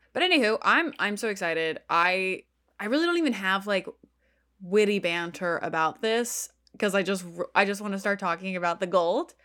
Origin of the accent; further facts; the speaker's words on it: Texas, United States; now in New York, United States; I grew up in Texas and then came to New York.